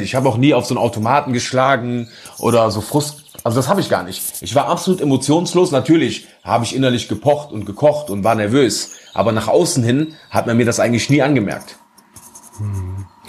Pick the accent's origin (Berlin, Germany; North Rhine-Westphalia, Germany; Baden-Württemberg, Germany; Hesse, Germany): North Rhine-Westphalia, Germany; bei uns in Nordrhein-Westfalen